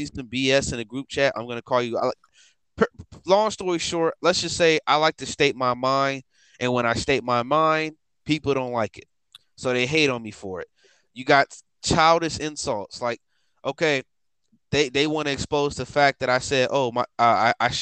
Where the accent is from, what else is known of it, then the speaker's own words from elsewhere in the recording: Chicago, Illinois, United States; I'm black. I'm from Chicago. That's where I'm from